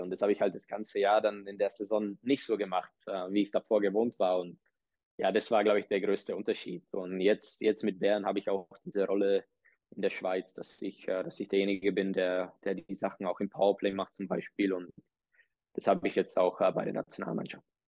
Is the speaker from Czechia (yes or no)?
yes; Czechia; moved away; Ich bin, äh, bin in Tschechien geboren